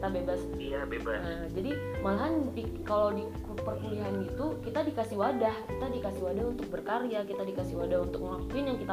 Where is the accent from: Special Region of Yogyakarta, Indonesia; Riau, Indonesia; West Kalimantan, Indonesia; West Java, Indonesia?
Riau, Indonesia; Pekanbaru; Dan nih kalau aku sendiri kan aku dari Pekanbaru ya aku dari Universitas Riau